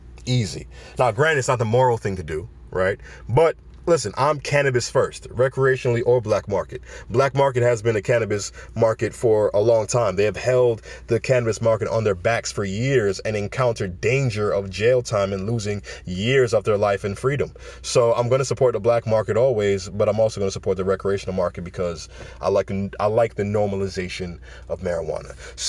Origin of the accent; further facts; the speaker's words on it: Jamaica; I'm Jamaican. Usain Bolt comes first in every race. You know what I'm saying? Jamaicans know how to compete in any race.